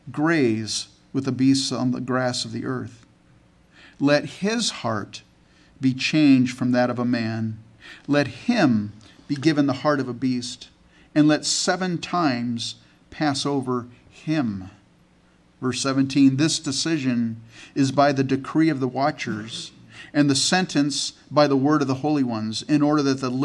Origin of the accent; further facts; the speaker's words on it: California, United States; also born or lived in Canada; I was born in Canada and grew up in California in the United States.